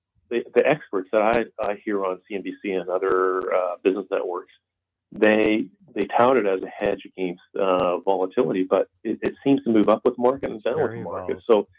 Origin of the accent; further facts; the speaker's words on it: Vancouver, British Columbia, Canada; moved away as an adult; also born or lived in Denmark / Washington State; now in South Carolina, United States; I was born in Denmark. My family moved to Vancouver, British Columbia when I was a kid.